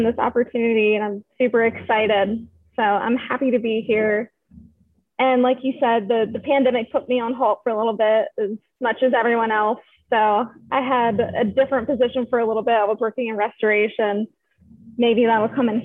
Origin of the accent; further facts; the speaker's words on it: Maryland, United States; moved away; also born or lived in South Carolina; I'm from Maryland